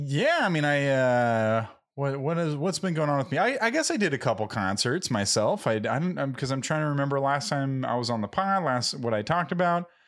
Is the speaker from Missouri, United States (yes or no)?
no; Southern California, United States; first language English; a couple SoCal surfer dudes